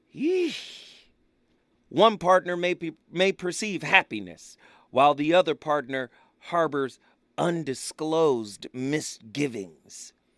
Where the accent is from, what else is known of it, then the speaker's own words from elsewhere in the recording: Pasadena, California, United States; I was raised in Pasadena